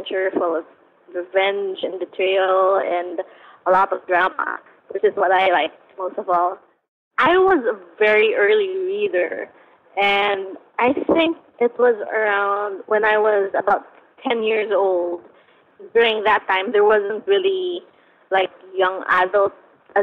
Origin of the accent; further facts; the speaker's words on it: Philippines; growing up in the Philippines where these sort of things are common